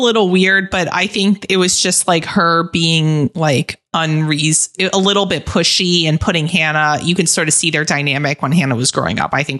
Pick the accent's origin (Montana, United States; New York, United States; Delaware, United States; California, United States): New York, United States; moved away; I do feel like sometimes I'm playing a caricature of a New Yorker